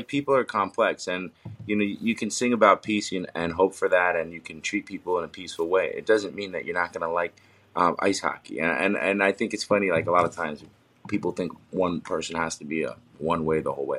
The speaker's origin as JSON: {"language": "English", "region": "New York", "country": "United States", "lives_now": "New Jersey, United States", "said": "even though I'm from New York and we live in New York, in New Jersey."}